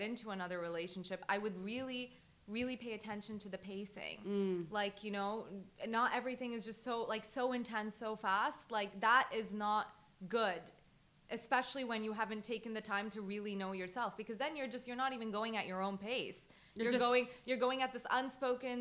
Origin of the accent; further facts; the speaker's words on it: Toronto, Ontario, Canada; moved away as an adult; also born or lived in Boston, United States / Lebanon; now in Dubai, United Arab Emirates; I grew up in Canada. I grew up in Toronto